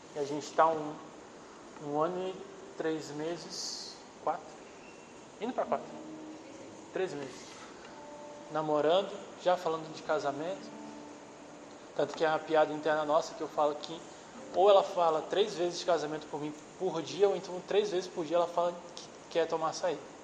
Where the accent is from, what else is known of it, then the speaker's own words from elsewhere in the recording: Minas Gerais, Brazil; eu sou mineiro.